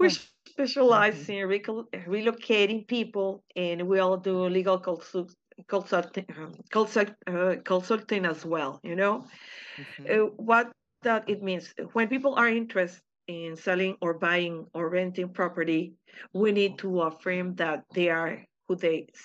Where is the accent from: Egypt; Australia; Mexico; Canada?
Mexico; Tijuana, Baja California; I'm Mexican. And I was born in Tijuana, and I still live here